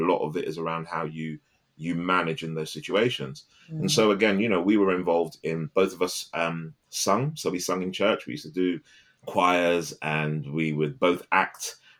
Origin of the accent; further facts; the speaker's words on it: London, United Kingdom; I grew up originally in Harlesden.